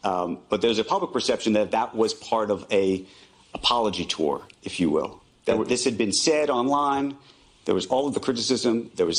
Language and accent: English; United States; I'm an American Jew